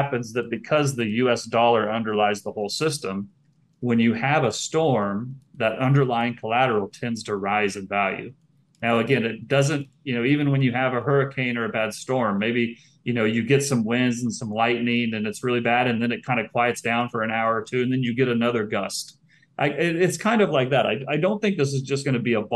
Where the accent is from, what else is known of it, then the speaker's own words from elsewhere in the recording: United States; now in Puerto Rico; I'm an American and I tend to think in US dollar terms. We grew up only thinking in one currency